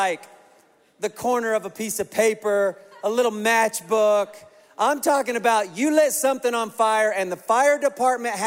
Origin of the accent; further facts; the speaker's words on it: Kansas, United States; I grew up in Kansas in a trailer